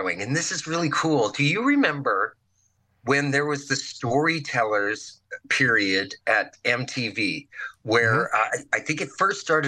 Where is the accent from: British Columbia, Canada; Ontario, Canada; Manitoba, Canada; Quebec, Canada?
Manitoba, Canada; Virden; moved away as an adult; also born or lived in Brandon, Manitoba; I moved back home to my hometown of Verdon, Manitoba